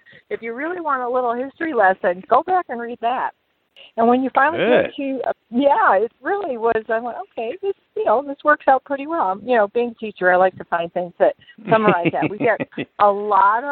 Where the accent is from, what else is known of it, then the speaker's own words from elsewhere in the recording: Detroit, Michigan, United States; I'm from Detroit